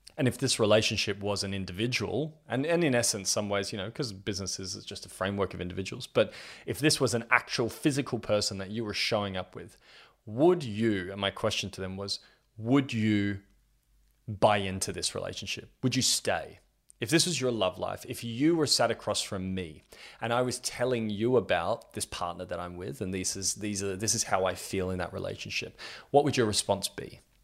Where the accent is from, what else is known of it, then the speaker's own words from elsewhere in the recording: Australia; I'm 32 years old and I'm from Australia